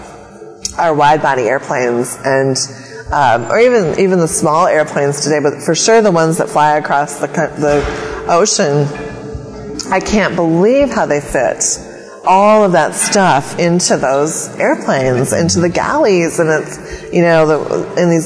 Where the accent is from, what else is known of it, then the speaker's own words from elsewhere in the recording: Wausau, Wisconsin, United States; moved away; my hometown in Wausau, Wisconsin